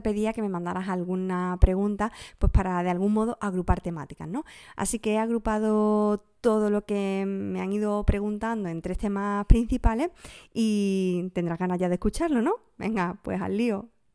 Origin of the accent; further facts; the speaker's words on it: a village in Huelva, Andalusia, Spain; En mi pueblo es muy común y también en otros pueblos más o menos de la zona, como Villarrasa también en Huelva